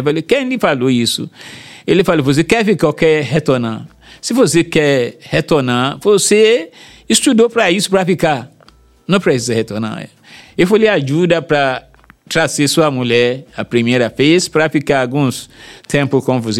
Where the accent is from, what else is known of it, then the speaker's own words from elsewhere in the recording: Nigeria; Portuguese is a second language; moved away as an adult; now in Salvador, Brazil; um governador chegou aqui da minha terra